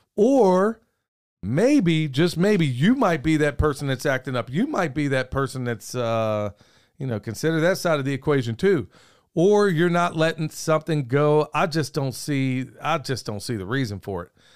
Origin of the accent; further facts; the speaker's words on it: Oklahoma, United States; where I grew up in Oklahoma